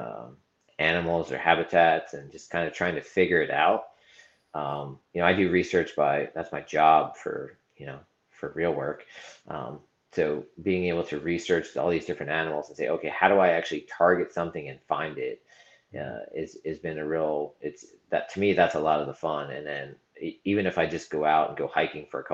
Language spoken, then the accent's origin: English; Southeast Pennsylvania, United States; now in Maryland, United States; I grew up in Southeast PA, like 20 minutes from Hamburg